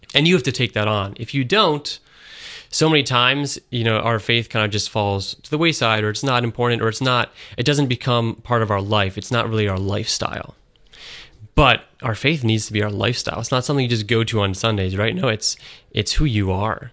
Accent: Syracuse, New York, United States; I'm from Syracuse, New York, originally. And I grew up there

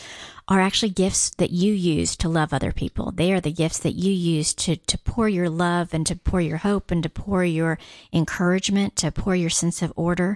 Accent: Guam; moved away; I'm actually from Guam.

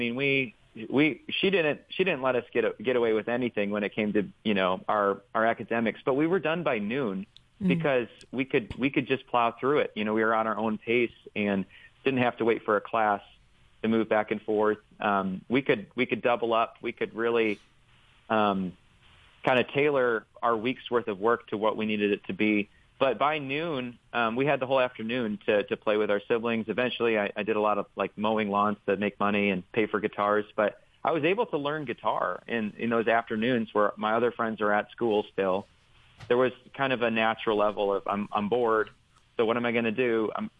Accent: Rockford, Illinois, United States; But I grew up in Rockford, Illinois, in the Rockford Diocese.

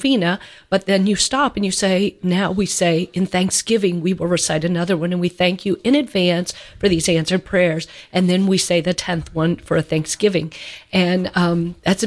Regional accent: Louisville, Kentucky, United States; that's where I'm from, my hometown.

